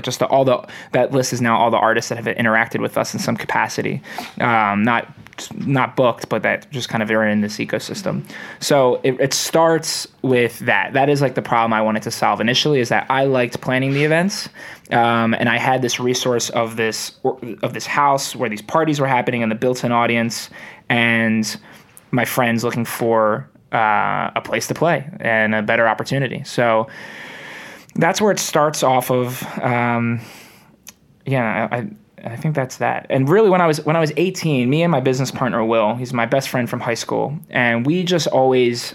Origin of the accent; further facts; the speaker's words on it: Bucks County, Pennsylvania, United States; moved away as an adult; now in Philadelphia, United States; I'm from the Bucks County area, so about 15 minutes from the city